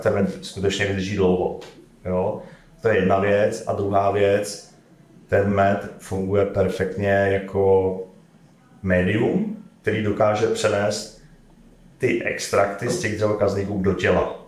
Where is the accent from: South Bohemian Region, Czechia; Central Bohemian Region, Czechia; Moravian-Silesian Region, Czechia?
South Bohemian Region, Czechia; České Budějovice; pocházím z Českých Budovic